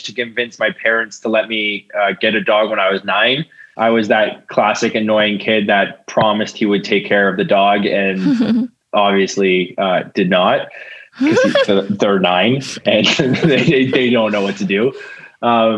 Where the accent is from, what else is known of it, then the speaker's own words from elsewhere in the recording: Ontario, Canada; now in Manitoba, Canada; I grew up in Ontario where it wasn't as much of an issue